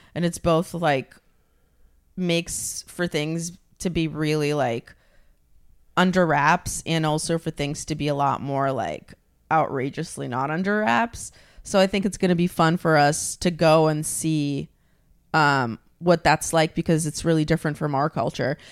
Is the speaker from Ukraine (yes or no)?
yes; Ukraine; moved away; I'm from Ukraine